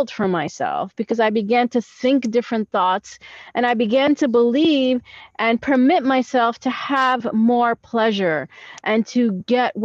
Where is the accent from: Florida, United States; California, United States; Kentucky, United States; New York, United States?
New York, United States; moved away as an adult; now in Israel; I'm actually a New Yorker that lived in New York, born in New York all my life. I immigrated to Israel about 7 years ago